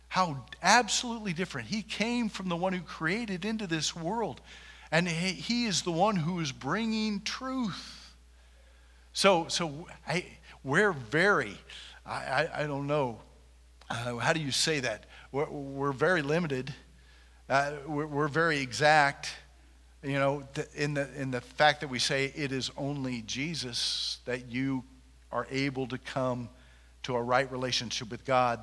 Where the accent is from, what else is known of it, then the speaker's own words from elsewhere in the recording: Junction City, United States; I am from Junction City, and there's a lot of good people in this town.